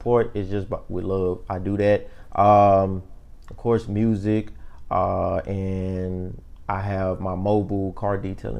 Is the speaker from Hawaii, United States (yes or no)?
no; Houston, Texas, United States; Of course, I'm from Houston, Texas. Grew up in Third Ward, off of Scott and Sophomore, just to be correct, right across the street from the old Lockhart Elementary.